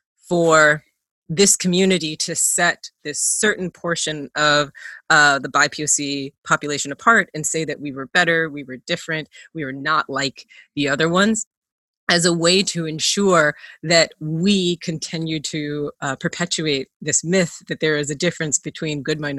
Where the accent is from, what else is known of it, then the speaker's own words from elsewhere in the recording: Kentucky, United States; also born or lived in Minnesota; I was born in Minnesota. I grew up in Kentucky. I moved around a lot when I became an adult.